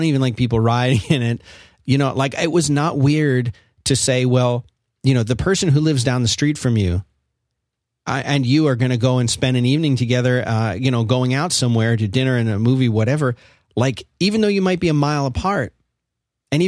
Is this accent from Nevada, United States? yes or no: no; Philadelphia, Pennsylvania, United States; now in Texas, United States; I grew up in Philadelphia